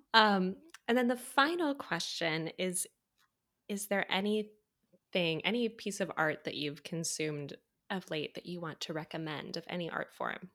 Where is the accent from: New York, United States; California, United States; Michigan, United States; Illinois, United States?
Michigan, United States; moved away; also born or lived in Evansville; I grew up in Michigan